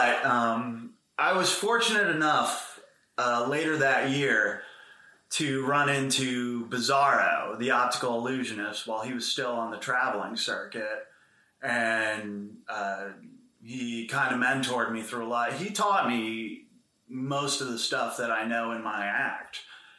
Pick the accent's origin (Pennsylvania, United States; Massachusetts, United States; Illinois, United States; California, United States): Pennsylvania, United States; Boring as fuck.